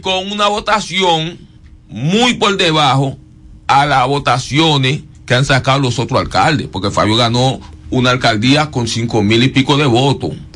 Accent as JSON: {"language": "Spanish", "area": "Campiña de Higüeral", "region": "La Romana", "country": "Dominican Republic", "said": "yo soy de Campilla de Igueral"}